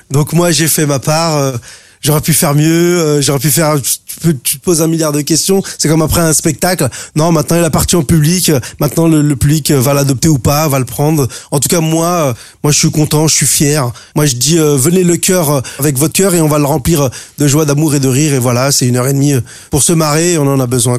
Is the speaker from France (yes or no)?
yes; France; on est français